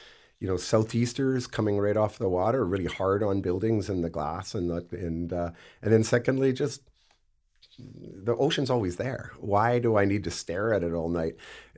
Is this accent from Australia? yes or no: no; Campbell River, British Columbia, Canada; also born or lived in United Kingdom / Vancouver / Nanaimo; Like, where are you from? Campbell. It was never Vancouver, Nanaimo, or anywhere else that I ever might have subsequently lived. It was always Campbell River.